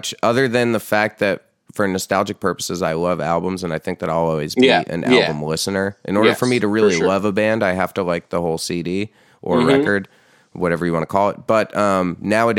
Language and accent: English; New York, United States; also born or lived in Poughkeepsie, New York; I'm from this area in New York, but I grew up playing in Poughkeepsie